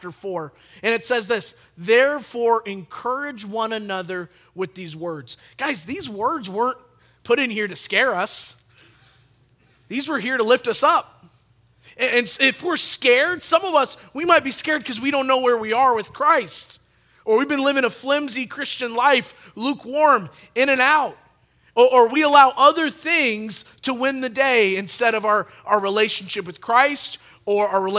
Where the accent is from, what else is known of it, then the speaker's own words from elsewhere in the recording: Chelsea, Michigan, United States; I grew up in Chelsea, Michigan, and that's pretty close in between Ann Arbor and Lansing